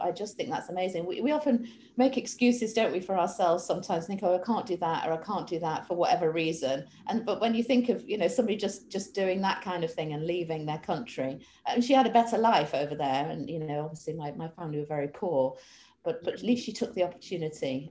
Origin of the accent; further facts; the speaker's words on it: Manchester, North West England, United Kingdom; I'm actually from Manchester